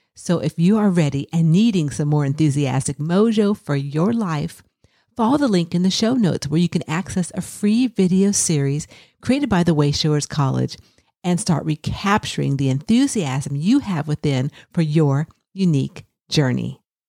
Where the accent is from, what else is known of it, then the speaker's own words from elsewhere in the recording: California, United States; moved away; when I was young, I grew up in California